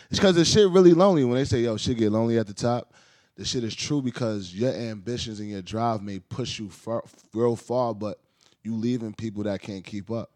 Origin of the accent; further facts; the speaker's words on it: New York City, New York, United States; I grew up in the Heights.